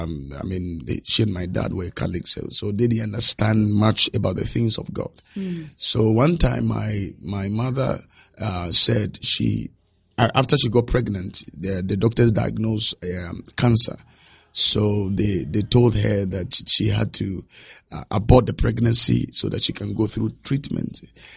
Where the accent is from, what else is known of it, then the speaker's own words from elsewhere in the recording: Nima, Greater Accra, Ghana; When I was growing up, I saw poverty.